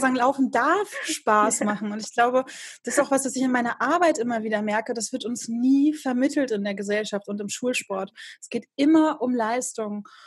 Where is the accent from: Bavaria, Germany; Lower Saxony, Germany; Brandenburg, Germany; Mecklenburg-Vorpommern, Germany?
Mecklenburg-Vorpommern, Germany; Rostock; hier in meiner Heimatstadt